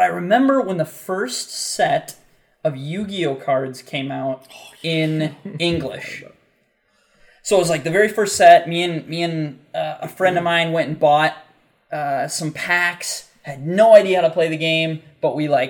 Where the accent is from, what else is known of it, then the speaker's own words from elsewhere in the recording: United States; growing up in the United States